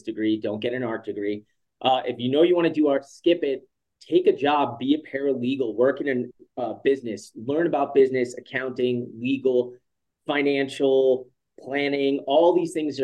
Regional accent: Long Island, New York, United States; moved away as an adult; also born or lived in Manhattan, New York; now in Teton Valley, Idaho, United States; I was born in 1980 on Long Island.

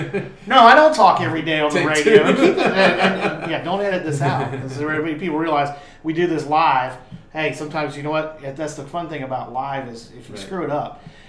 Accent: Currituck, North Carolina, United States; also born or lived in Elizabeth City, North Carolina; I was born in Elizabeth City. I am a Currituck native. I'm a rarity. I'm someone who grew up in the 90s and 80s and 90s from Currituck that didn't leave.

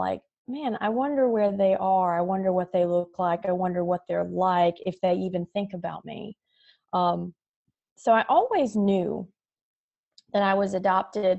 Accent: North Carolina, United States; I was born and raised in North Carolina

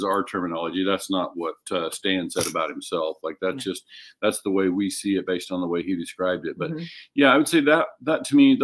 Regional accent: Oklahoma, United States; moved away; I'm originally from Oklahoma

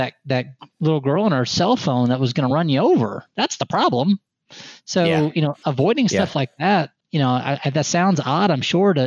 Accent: Haubstadt, Indiana, United States; moved away; I'm from small town Indiana, southern Indiana to be exact

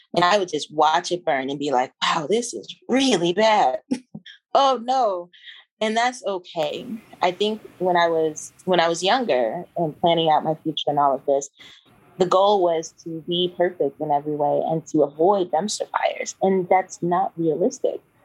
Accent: Kentucky, United States; moved away as an adult; also born or lived in Georgia / Denver, Colorado; now in Shenzhen, China; I grew up in Kentucky

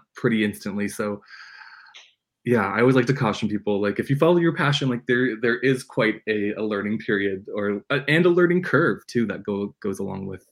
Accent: Red Lake, Ontario, Canada; moved away; I grew up in a little tiny community called Madsen

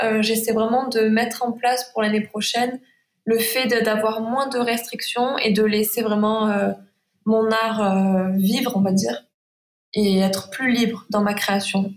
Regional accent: Saint-Rémy-de-Provence, Provence-Alpes-Côte d'Azur, France; accent: Provençal, chantant; Je suis à Saint-Rémy de Provence, donc en Provence, c'est de là que vient mon accent

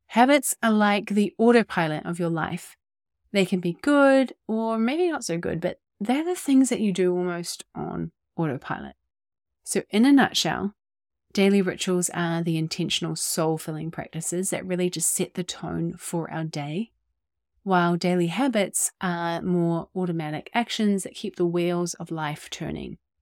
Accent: New Zealand; also born or lived in Bay of Islands, New Zealand; I was born and raised in our little piece of paradise down here in Aotearoa, New Zealand

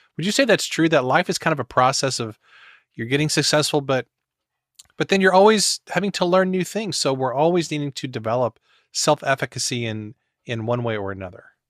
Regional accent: Missouri, United States; I'm from Missouri

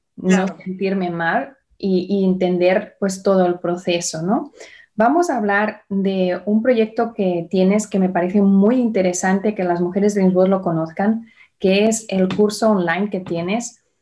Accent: Barcelona, Catalonia, Spain; now in United States; de donde yo vengo, yo nací en Barcelona

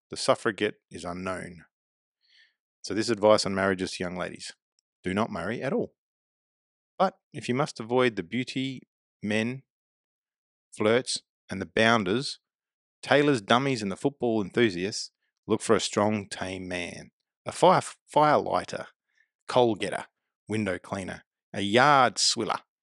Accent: Adelaide, South Australia, Australia; also born or lived in West Lakes / Murray Bridge / Port Pirie / Glenelg; I was born in Adelaide. Grew up in my formal years, I guess, at West Lakes, but moved around a lot, living in Murray Bridge and Port Pirie

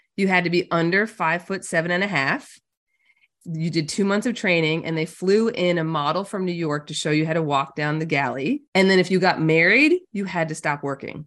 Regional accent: Newfoundland and Labrador, Canada; I'm a Canadian, born and bred up north in Newfoundland, Canada

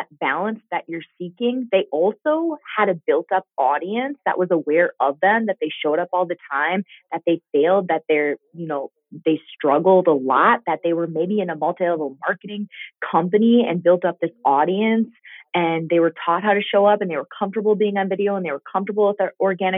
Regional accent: Minnesota, United States; also born or lived in Green Bay, Wisconsin; We moved back to Minnesota from Green Bay because I had four kids and because we needed that support system. My parents are here. My aunt's here.

